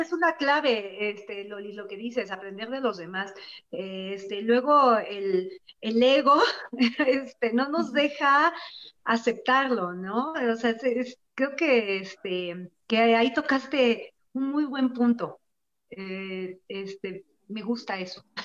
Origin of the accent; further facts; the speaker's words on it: Tabasco, Mexico; moved away as an adult; yo estoy fuera de, de, de mi estado, ¿no? O sea, yo soy de Tabasco y mi familia se quedó allá